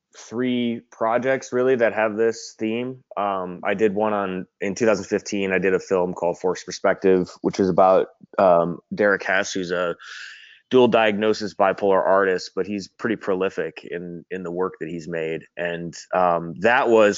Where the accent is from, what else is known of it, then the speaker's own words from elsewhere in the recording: Cleveland, Ohio, United States; now in Los Angeles, United States; I'm a filmmaker in Los Angeles. I'm from Cleveland originally